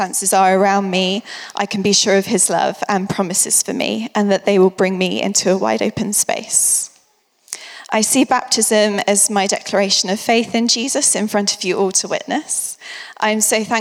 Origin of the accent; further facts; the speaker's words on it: Winchester, South East England, United Kingdom; moved away as an adult; now in London, United Kingdom; I grew up in Winvin from the age of about 5 to 19